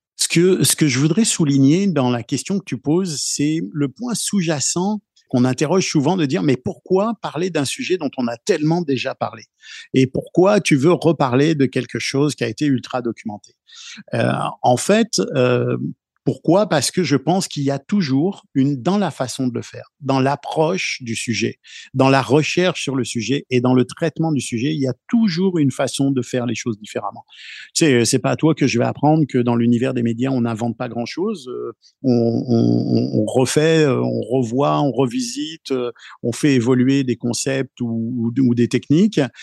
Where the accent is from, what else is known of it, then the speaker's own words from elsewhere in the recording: France; now in Canada; je viens de France